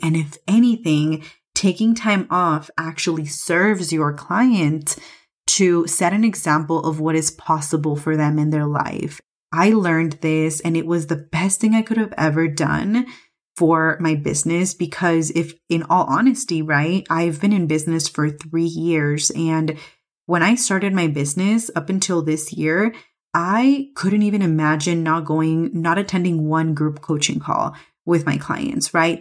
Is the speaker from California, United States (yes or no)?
yes; California, United States; moved away as an adult; now in Mexico City, Mexico; I'm obviously from California